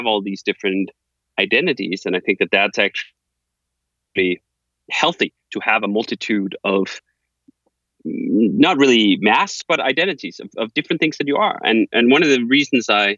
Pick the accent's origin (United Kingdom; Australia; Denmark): Denmark; Copenhagen, Capital Region of Denmark; moved away as an adult; now in United States; I'm from Copenhagen, Denmark, and I lived there until I was 25 years old. And then I moved to the US